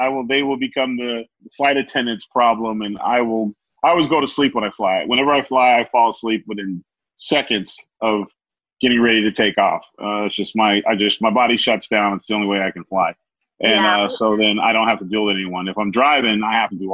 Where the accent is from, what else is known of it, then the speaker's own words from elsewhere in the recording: California, United States; now in Louisiana, United States; I'm from California, but I live in Louisiana now